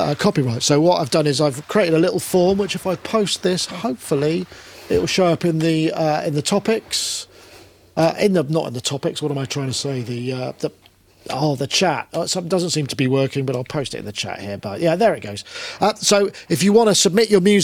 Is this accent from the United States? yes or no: no; United Kingdom; I'm British.